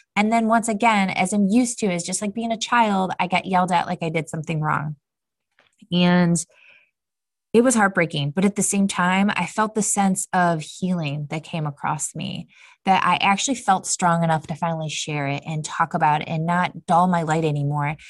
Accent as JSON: {"language": "English", "town": "Cleveland", "region": "Ohio", "country": "United States", "tie": "born or raised there", "moved": "as an adult", "lives_now": "Austin, United States", "said": "for my family, we are from Cleveland, Ohio, so we are from the Midwest"}